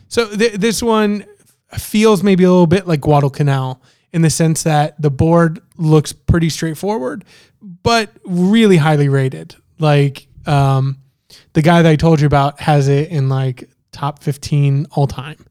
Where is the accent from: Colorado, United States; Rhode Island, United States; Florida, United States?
Florida, United States; Miami; also born or lived in Canada; I'm from Miami